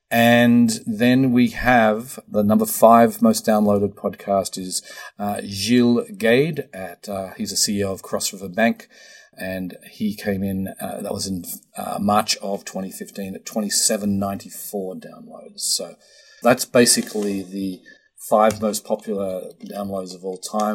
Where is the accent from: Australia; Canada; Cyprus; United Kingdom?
Australia; now in United States; Australia is number four, my home country